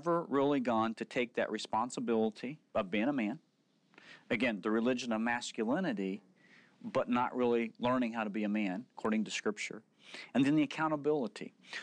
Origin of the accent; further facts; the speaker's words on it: Oklahoma, United States; growing up in Oklahoma